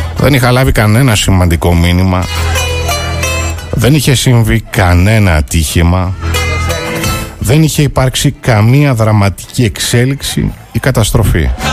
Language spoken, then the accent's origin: Greek; Greece; η χώρα μας